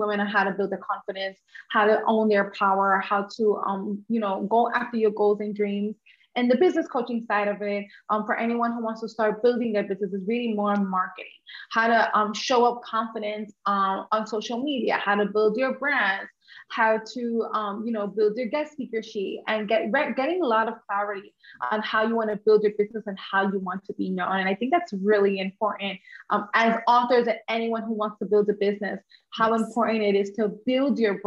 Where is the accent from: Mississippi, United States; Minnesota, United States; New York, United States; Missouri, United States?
New York, United States; first language English; I'm Honduran American, and I grew up in New York